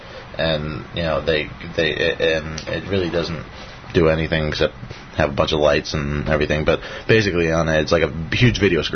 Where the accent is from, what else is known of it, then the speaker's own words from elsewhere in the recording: Croton-on-Hudson, New York, United States; I'm from Croton.